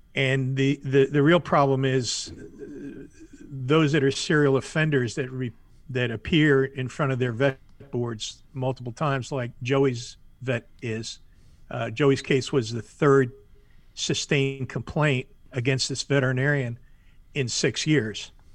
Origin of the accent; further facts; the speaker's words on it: Miami, Florida, United States; moved away as an adult; now in South Carolina, United States; born and raised in Miami, lived most of my life in Florida, just moved to South Carolina